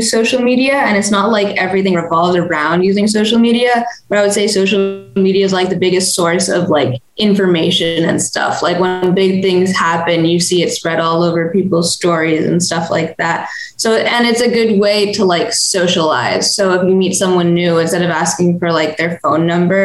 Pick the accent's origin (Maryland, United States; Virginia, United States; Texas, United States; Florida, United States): Maryland, United States; Annapolis; I'm from Annapolis, Maryland, and I'm 18